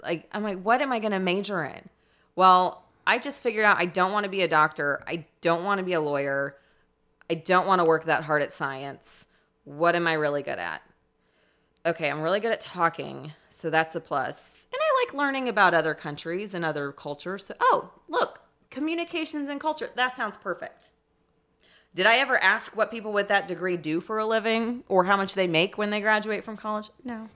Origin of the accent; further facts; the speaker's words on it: Indianapolis, Indiana, United States; also born or lived in Ferdinand, Indiana; I'm from Indianapolis. I grew up in Irvington on the east side